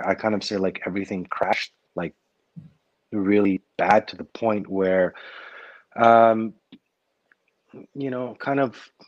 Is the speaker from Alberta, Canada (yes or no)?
no; Montreal, Quebec, Canada; I grew up in Park X